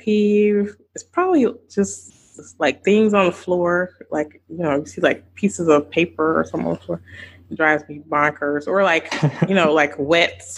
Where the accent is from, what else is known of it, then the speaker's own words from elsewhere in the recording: the South, United States; I grew up in the South